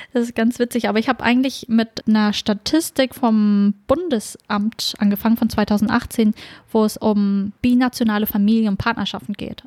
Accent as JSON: {"language": "German", "country": "Germany", "said": "ich selber bin auch Deutsche, bin aber bikulturell aufgewachsen"}